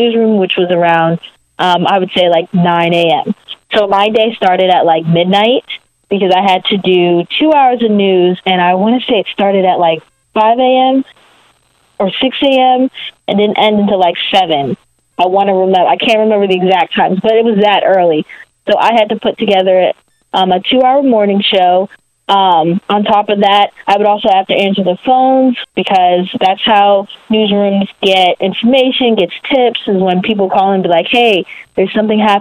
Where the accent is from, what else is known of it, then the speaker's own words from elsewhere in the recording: Maryland, United States; I'm from Maryland, but I'm from like the D.C. part of Maryland called the DMV